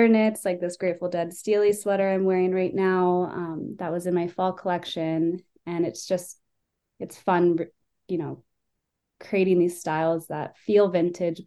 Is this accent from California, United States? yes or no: yes; San Francisco, California, United States; I grew up in San Francisco, where classic rock and live music were a really big part of my upbringing